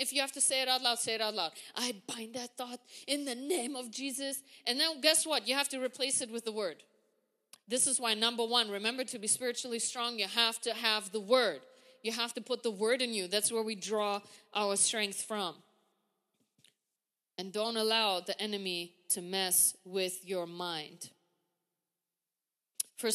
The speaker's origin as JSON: {"language": "English", "country": "Germany", "moved": "as an adult", "lives_now": "United States", "said": "I come from Germany. We walk everywhere"}